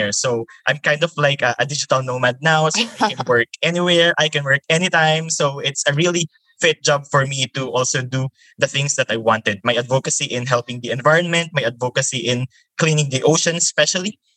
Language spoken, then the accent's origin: English; Taguig, Metro Manila, Philippines; I came from the Philippines and I came from the city called Taguig. So it's part of the National Capital Regions.